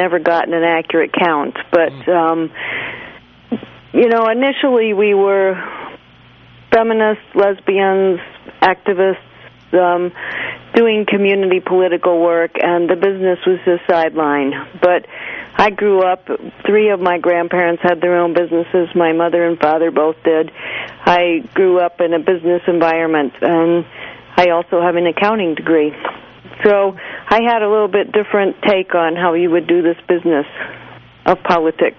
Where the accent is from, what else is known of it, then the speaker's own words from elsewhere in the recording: Maine, United States; I was a kid growing up in Maine